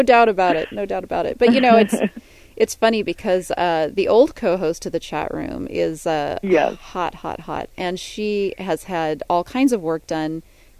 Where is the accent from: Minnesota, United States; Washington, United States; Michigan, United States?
Washington, United States; Seattle; now in Orange County, United States; I grew up in Seattle